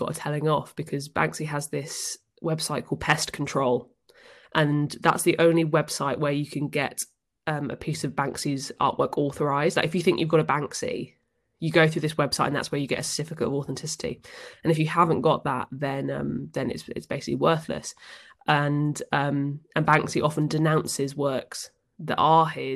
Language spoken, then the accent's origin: English; Northampton, East Midlands, United Kingdom; Northampton, which is my hometown